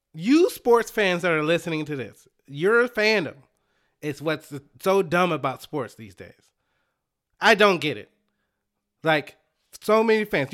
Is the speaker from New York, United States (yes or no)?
no; Dallas, Texas, United States; I'm from Dallas